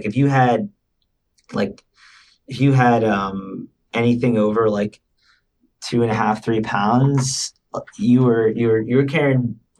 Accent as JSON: {"language": "English", "region": "Northeast", "country": "United States", "said": "So I'm from the Northeast. These are like the only mountains that I know up over here."}